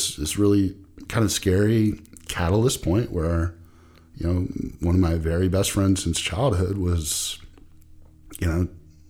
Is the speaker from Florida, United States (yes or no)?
yes; Jacksonville, Florida, United States; You know, long story short, I grew up in Jacksonville, Florida, went to school at Florida State